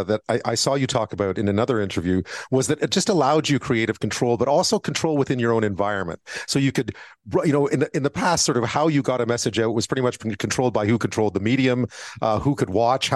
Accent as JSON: {"language": "English", "town": "Montreal", "region": "Quebec", "country": "Canada", "tie": "born or raised there", "said": "I grew up in Montreal"}